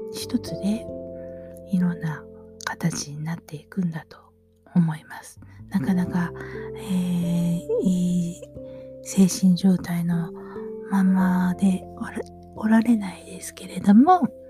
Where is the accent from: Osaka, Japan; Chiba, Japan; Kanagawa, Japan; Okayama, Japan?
Osaka, Japan; now in Kameoka, Japan; 大阪でもね、私が生まれは谷町なんで